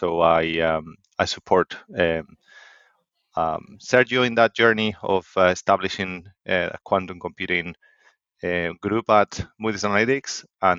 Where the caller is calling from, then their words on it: Stirling, Scotland, United Kingdom; I'm calling from Scotland, actually. Stirling in Scotland. So it's a small city a bit in between Glasgow and Edinburgh.